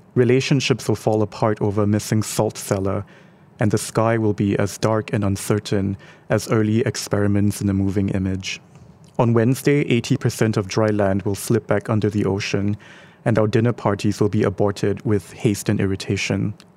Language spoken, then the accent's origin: English; Singapore; our identity as Singaporean